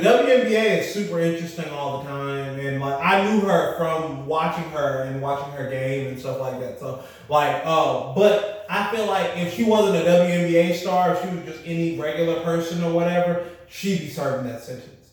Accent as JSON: {"language": "English", "country": "United States", "said": "us as Americans"}